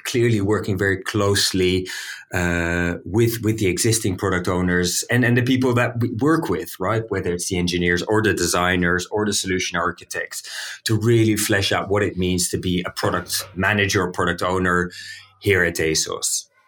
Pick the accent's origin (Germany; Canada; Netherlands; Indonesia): Netherlands; Amsterdam, North Holland; I'm from Amsterdam. I'm from the Netherlands